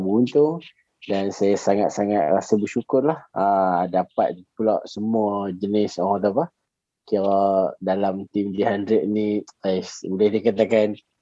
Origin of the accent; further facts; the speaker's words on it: Alor Setar, Kedah, Malaysia; saya ni berasal daripada Alok Stark